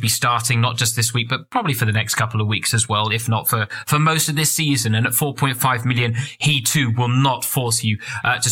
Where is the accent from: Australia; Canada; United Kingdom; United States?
United Kingdom; England; accent: English; my English accent